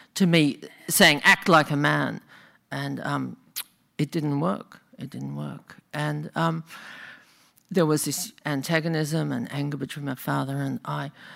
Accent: Australia; now in Bay Area, United States; I'm actually from Australia, in case you think I talk funny.

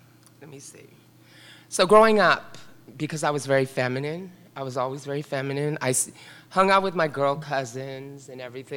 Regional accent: San Francisco, California, United States; also born or lived in Carmel; I grew up in the Richmond district here in San Francisco

